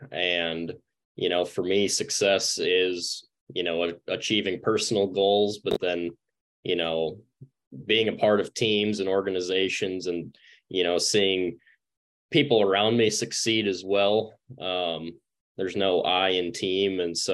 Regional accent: Centerville, South Dakota, United States; moved away as an adult; also born or lived in Kansas; I'm originally from Centerville, South Dakota.

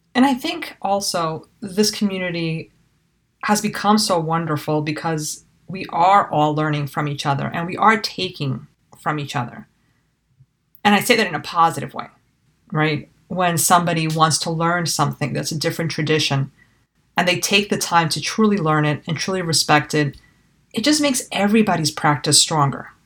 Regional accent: New York City, New York, United States; I was raised in New York City

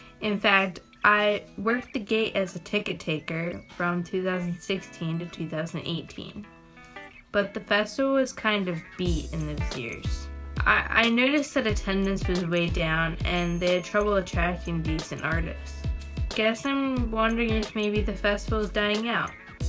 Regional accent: Egg Harbor, New Jersey, United States; now in Northern Indiana, United States; I'm a recent transplant to Northern Indiana. I grew up in Egg Harbor, New Jersey, but I moved here to be a dirt track race car driver.

